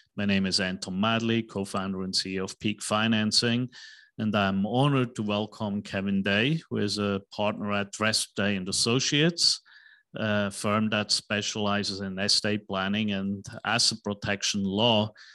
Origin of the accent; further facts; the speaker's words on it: Switzerland; now in United States; I'm from Uh, Switzerland, right, in Europe